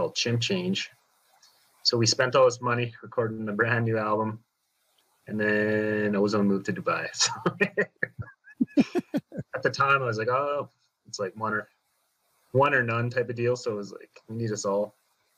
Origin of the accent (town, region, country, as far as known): Saskatchewan, Canada